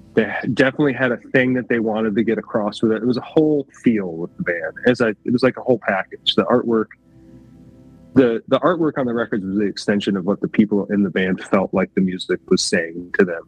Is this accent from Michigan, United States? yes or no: yes; Grand Rapids, Michigan, United States; where we grew up in Grand Rapids